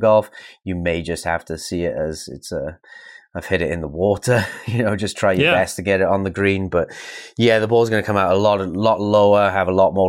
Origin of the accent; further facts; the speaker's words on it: United Kingdom; being a British player